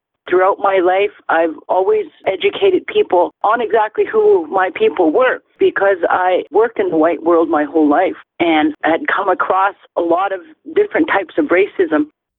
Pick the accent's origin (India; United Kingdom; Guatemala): India; Something my mother encouraged me was to never, ever to forget who I am as an Indian